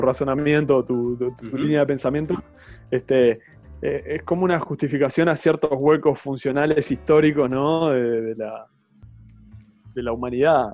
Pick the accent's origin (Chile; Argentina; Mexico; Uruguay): Uruguay; como uruguayo